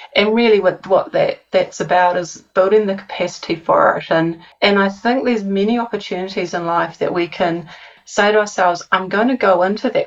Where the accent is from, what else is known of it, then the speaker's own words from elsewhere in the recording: New Zealand; accent: New Zealand; my New Zealand accent